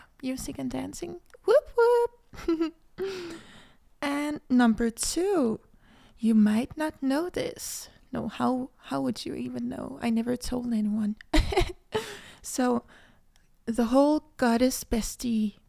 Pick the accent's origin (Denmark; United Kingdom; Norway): Denmark; English is a second language; I live in Denmark, but I am half Cuban and half Danish. I was born in Denmark, so I speak Danish fluently